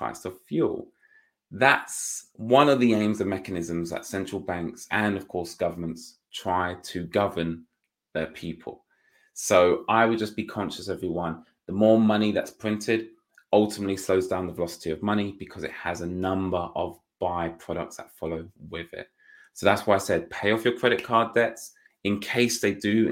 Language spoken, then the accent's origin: English; United Kingdom; being a Brit